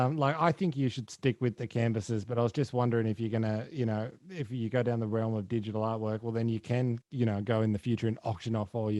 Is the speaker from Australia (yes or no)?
yes; Dubbo, New South Wales, Australia; now in Sydney, Australia; I'm from Dubbo. So before I moved down to Sydney, I moved down from the bush.